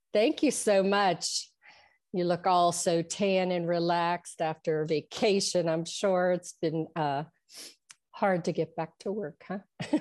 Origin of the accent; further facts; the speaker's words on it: Trafford, Pennsylvania, United States; I am from Trafford, which is near Monroeville